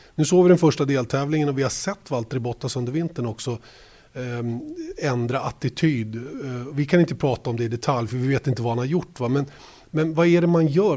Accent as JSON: {"language": "Swedish", "town": "Uppsala", "region": "Uppsala County", "country": "Sweden", "tie": "born or raised there", "said": "jag som är infödd Uppsalabo"}